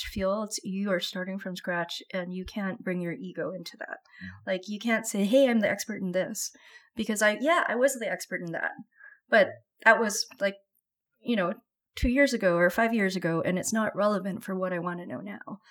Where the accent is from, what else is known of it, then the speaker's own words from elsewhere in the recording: Vancouver, British Columbia, Canada; I grew up in Vancouver